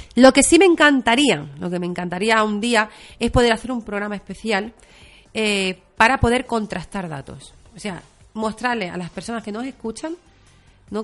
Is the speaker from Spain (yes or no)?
yes; Barcelona, Catalonia, Spain; moved away; Soy catalana, o sea, yo he nacido en Barcelona